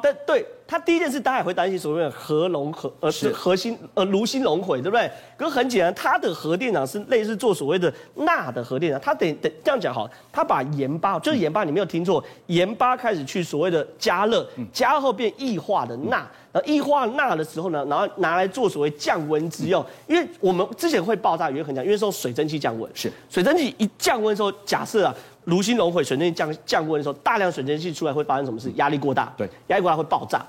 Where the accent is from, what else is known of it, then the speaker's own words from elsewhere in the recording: Taiwan; 我们台湾人叫核融合。